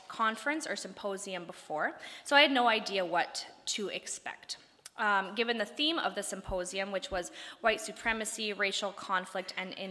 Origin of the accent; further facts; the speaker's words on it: Saskatoon, Saskatchewan, Canada; I've grown up my whole life believing that I'm from Canada because I was born here